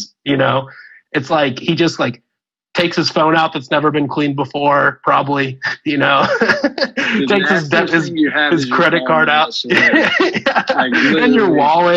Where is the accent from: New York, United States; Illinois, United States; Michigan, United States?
Illinois, United States; moved away; also born or lived in California; I was originally from Illinois